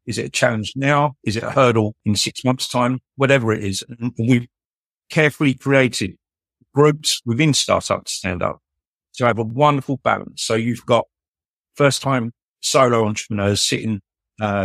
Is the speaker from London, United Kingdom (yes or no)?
yes; London, United Kingdom; I was born in Southeast London. Working class upbringing, went to one of London's largest comprehensive schools